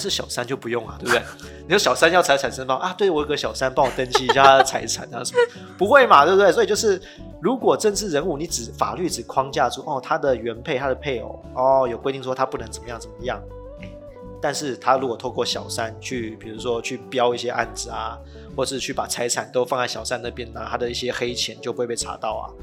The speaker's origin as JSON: {"language": "Chinese", "country": "Taiwan", "said": "明明就是我们台湾人做的事情"}